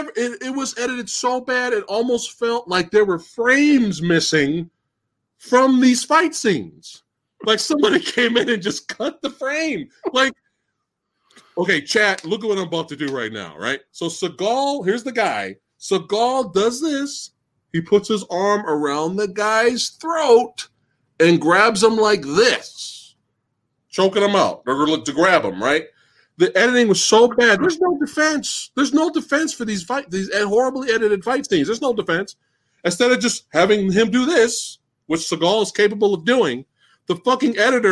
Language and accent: English; the South, United States; Yeah, because you know I'm from the South.